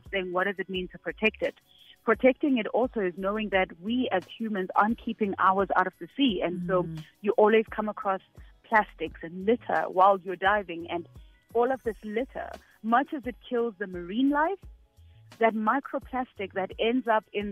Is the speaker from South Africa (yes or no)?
yes; Soweto, Gauteng, South Africa; I grew up in Soweto. I'm a girl from Soweto. I grew up there my entire life.